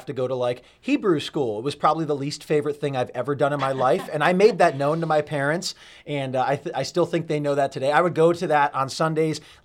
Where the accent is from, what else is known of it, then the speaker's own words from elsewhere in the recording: Burlington, Connecticut, United States; moved away; Born and raised in Burlington, Connecticut.